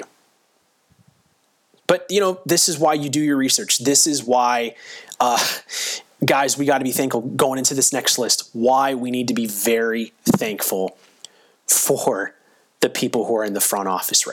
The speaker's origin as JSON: {"language": "English", "region": "Florida", "country": "United States", "tie": "born or raised there", "said": "I grew up in Florida"}